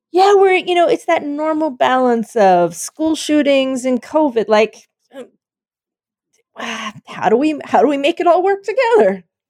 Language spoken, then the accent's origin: English; Pennsylvania, United States; moved away; Penn State from my home state